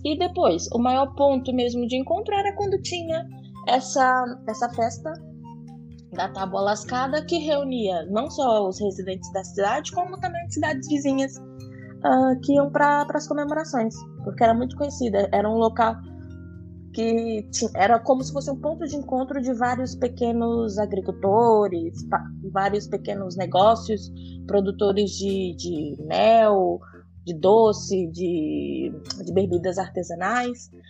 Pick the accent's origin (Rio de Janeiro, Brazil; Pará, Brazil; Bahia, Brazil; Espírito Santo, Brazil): Espírito Santo, Brazil; Pedro Canário; now in Portugal; vim do Brasil, do, do Espírito Santo, o estado do Espírito Santo, e de uma uhum. cidade muito pequena, chamada Pedro Canário